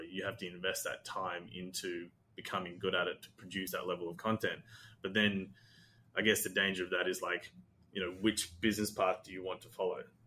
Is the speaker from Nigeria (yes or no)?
no; Australia; also born or lived in Sri Lanka; I'm Sri Lankan. I was born in Sri Lanka. We moved to Australia when I was six